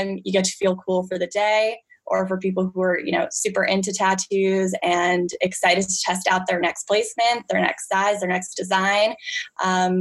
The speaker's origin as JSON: {"language": "English", "area": "Long Island", "region": "New York", "country": "United States", "tie": "born or raised there", "also_born_or_lived": "Los Angeles, California", "moved": "as an adult", "said": "I grew up in Long Island, New York"}